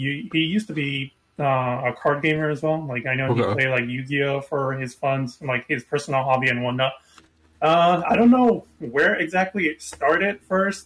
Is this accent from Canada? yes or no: no; Japan; now in Florida, United States; I am originally from Japan, and I'm currently living in Florida